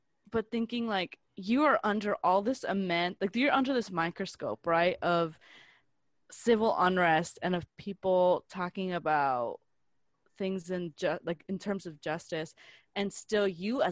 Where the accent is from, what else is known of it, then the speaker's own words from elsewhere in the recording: United States; I'm American because I'm born here